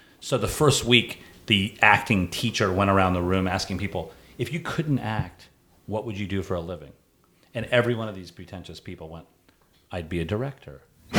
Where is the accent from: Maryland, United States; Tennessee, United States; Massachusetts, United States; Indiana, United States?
Indiana, United States; Indianapolis